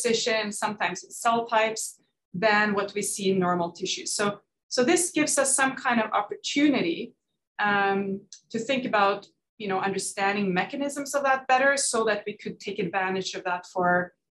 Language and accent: English; Norway; moved away as an adult; I'm Norwegian. I grew up in Norway